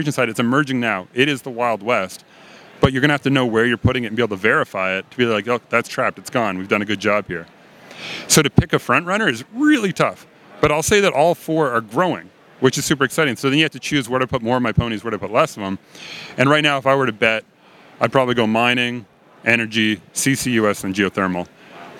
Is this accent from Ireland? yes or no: no; Nova Scotia, Canada; moved away as an adult; also born or lived in Ottawa, Ontario / Denver; So I'm from Nova Scotia. I grew up there